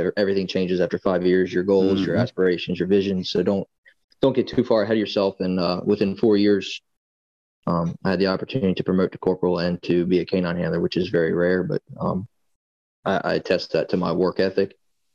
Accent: Middletown, Delaware, United States; moved away as an adult; also born or lived in Eastern Shore, Maryland; now in Maryland, United States; originally I grew up in Middletown, Delaware, which is probably 30 minutes up the road from where I live in Maryland now.

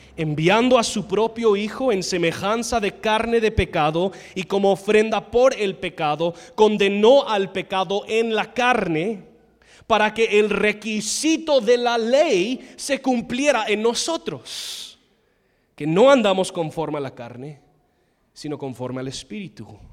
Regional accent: United States; Spanish is a second language; moved away; soy gringo

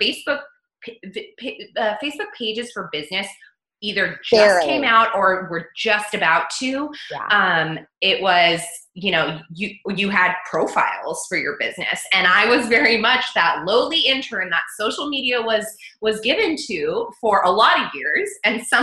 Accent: United States; also born or lived in Australia; as an American

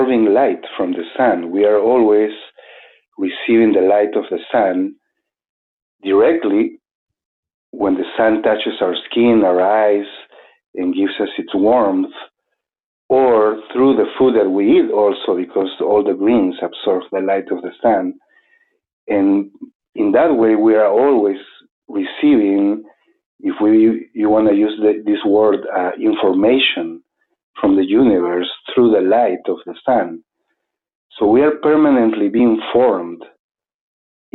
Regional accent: Arequipa, Peru; moved away as an adult; also born or lived in Cusco, Peru; now in New Mexico, United States; I was born in Arequipa in Peru

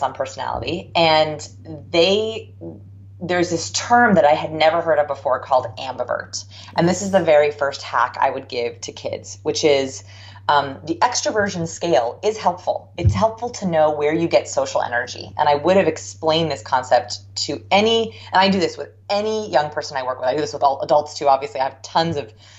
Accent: Southern California, United States; I grew up in Southern California, so it never rained

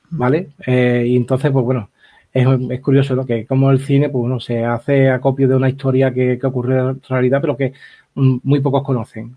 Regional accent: Algeciras, Andalusia, Spain; De mi tierra

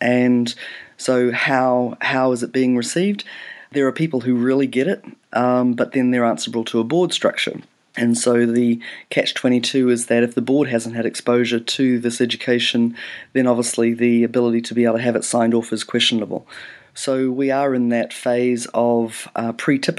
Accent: New Zealand; also born or lived in Canada; pretty much from the age of 6, 7, brought up in New Zealand

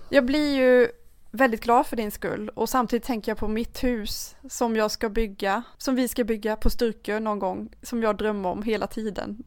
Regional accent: Karlskrona, Blekinge, Sweden; jag kommer från Karlskrona

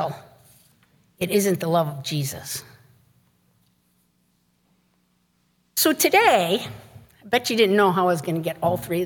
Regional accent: Chicago, Illinois, United States; now in St. Paul, United States; growing up in Chicago

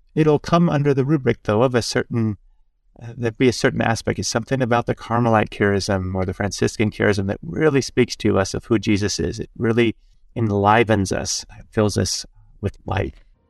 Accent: Oregon, United States; I grew up in Oregon, six of nine children, on a farm

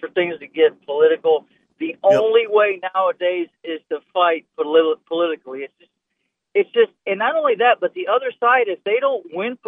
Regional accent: Florida, United States; I'm born and raised in Florida.

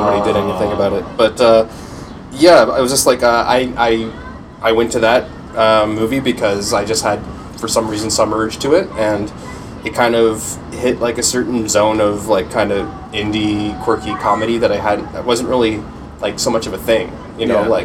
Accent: St. Catharines, Ontario, Canada; I grew up in St. Catharines

